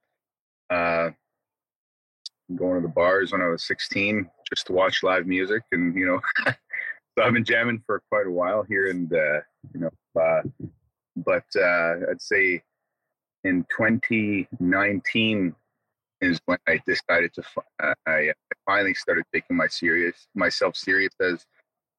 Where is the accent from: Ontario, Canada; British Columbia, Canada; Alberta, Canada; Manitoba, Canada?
Manitoba, Canada; Ebb and Flow First Nation, Sandy Bay First Nation; I come from Ebb and Flow First Nation, as well as Sandy Bay First Nation in Manitoba here.